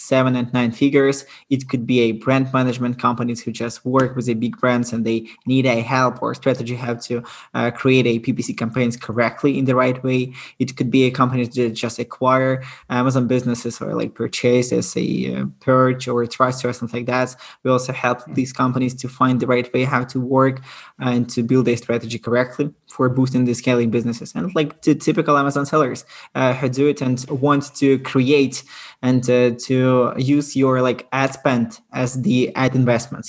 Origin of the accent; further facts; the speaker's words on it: Ukraine; I'm originally from Ukraine.